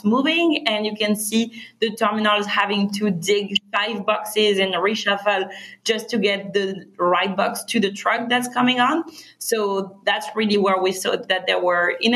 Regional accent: France; accent: French; English is a second language; moved away as an adult; also born or lived in Berkeley, United States; now in Los Angeles, United States; we're both originally from France. We moved to Berkeley for our studies and we met in college

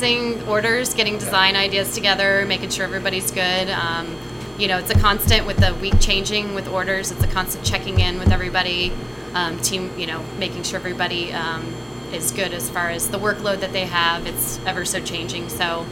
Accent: Florida, United States; also born or lived in Texas; now in Seattle, United States; I'm originally from Florida

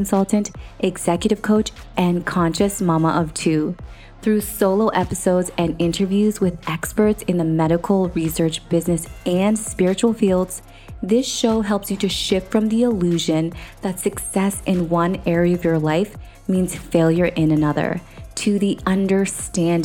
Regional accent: Canada; moved away as an adult; also born or lived in United Kingdom; we grew up in Canada

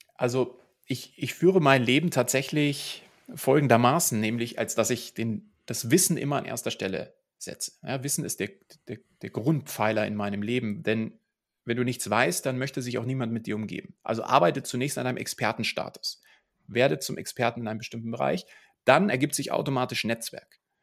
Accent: Munich, Bavaria, Germany; ich bin hier in München groß geworden

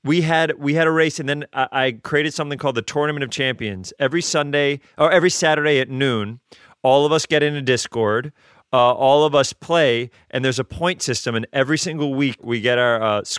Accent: New York City, New York, United States; I'm from the Bronx.

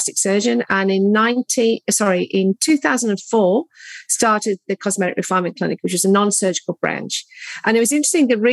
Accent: United Kingdom; moved away as an adult; also born or lived in London, United Kingdom; now in Geelong, Australia; my background is I'm British, trained, as you can probably pick from my accent

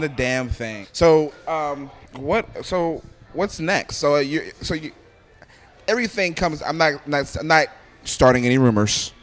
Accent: Philadelphia, Pennsylvania, United States; moved away as an adult; I'm from Philadelphia

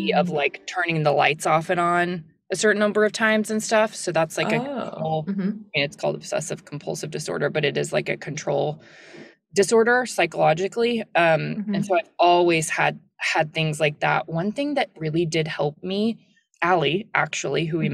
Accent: the South, United States; I'm from the South and it's like, I'm not a little like Southern belle at all

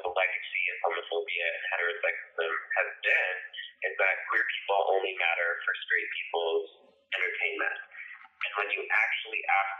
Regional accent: Texas, United States; growing up in Texas and in the small town that I did

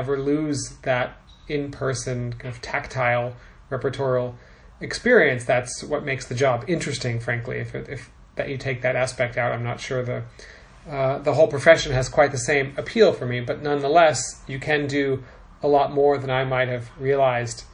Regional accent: San Diego, California, United States; moved away as an adult; now in Moscow, Russia; I grew up in California. I'm from San Diego

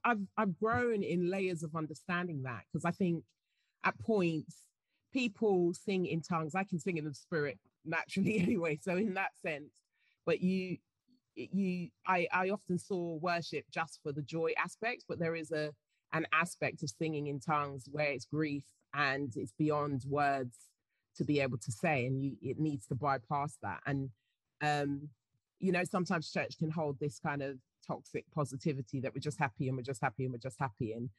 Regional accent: England, United Kingdom; Yeah, I happen to be.

